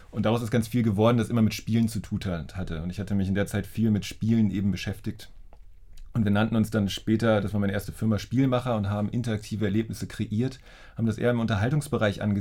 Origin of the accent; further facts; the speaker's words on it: Schleswig-Holstein, Germany; also born or lived in Hildesheim; now in Berlin, Germany; Ich bin ja aufgewachsen in der Nähe von Lübeck, also ich